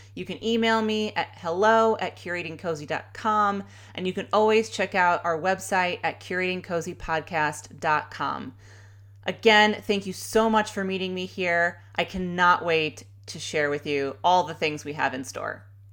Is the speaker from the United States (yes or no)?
yes; Chicago, Illinois, United States; moved away as an adult; now in Sacramento, United States; I grew up in Chicago in the suburbs. I am a true Chicagoan